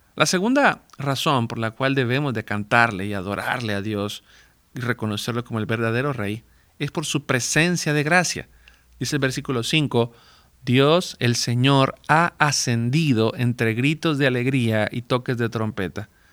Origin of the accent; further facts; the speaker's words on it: El Salvador; now in Mexico; yo personalmente soy del Salvador